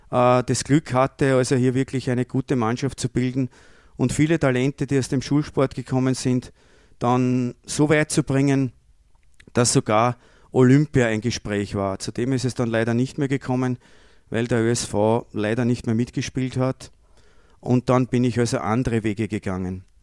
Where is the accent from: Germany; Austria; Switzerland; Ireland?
Austria; Lower Austria; ich komme aus Niederösterreich, vielleicht gerade zufällig von derselben Ortschaft wie die Michaela Dorfmeister